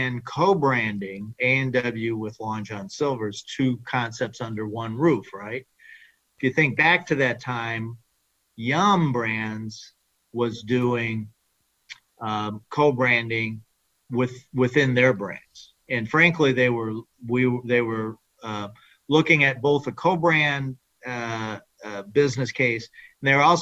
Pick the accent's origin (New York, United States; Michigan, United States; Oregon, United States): Michigan, United States; I grew up in Michigan, which is a core market